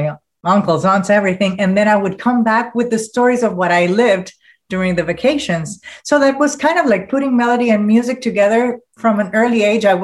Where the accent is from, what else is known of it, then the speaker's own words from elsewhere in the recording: Panama; moved away as an adult; now in Miami, United States; I was born and raised mostly in Panama